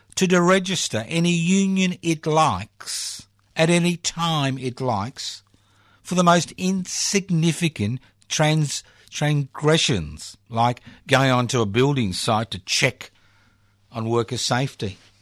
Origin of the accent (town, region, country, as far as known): Australia